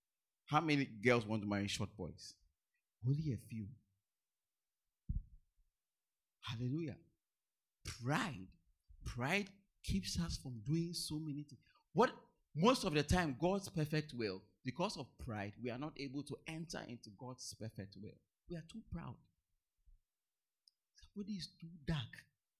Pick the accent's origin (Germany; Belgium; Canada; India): India; South India; Me, I'm from the South. I'm from South India. I can't go to North India.